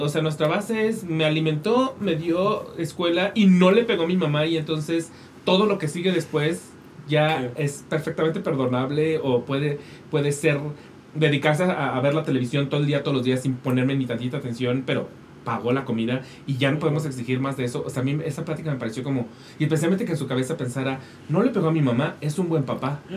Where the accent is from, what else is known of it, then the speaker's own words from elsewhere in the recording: Mexico; como mexicanos